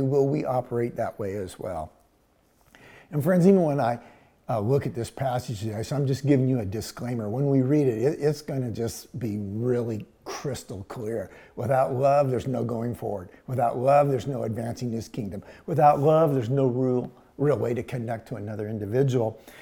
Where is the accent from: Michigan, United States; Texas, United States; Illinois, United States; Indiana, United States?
Texas, United States; Houston; growing up in Houston, we did that. I lived at 3808 Arnold Street. It was a dead end. And we're talking Houston, Texas